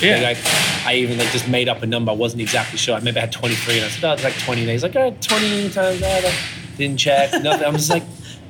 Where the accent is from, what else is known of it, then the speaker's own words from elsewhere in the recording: Australia; now in Montreal, Canada; I'm from Australia